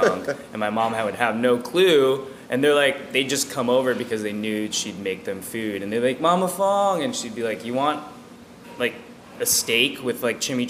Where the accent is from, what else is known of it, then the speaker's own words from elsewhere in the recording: Pasadena, California, United States; also born or lived in San Diego; I was born in Pasadena, raised out there